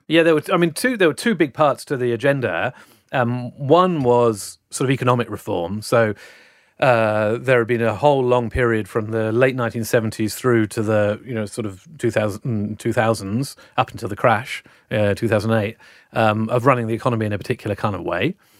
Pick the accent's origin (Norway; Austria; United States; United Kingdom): United Kingdom; South Wales; now in Sydney, Australia; I was brought up in South Wales in the, uh, late nineteen seventies and nineteen eighties